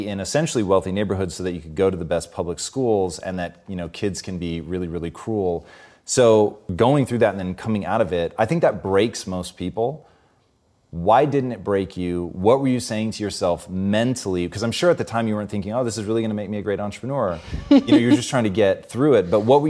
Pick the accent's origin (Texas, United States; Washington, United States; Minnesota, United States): Washington, United States; Tacoma; Growing up in Tacoma, like, I don't know if you could do this or you just did it, but we would go and find fallen trees